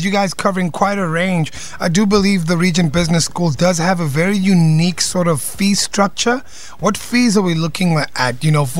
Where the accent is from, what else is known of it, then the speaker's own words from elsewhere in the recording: Cape Town, Western Cape, South Africa; that definitely sounds like my hometown.